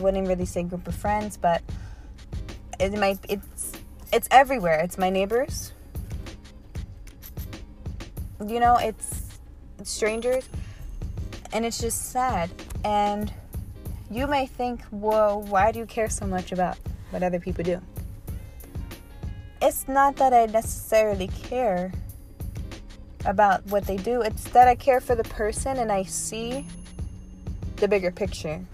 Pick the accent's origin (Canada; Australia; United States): United States; as American citizens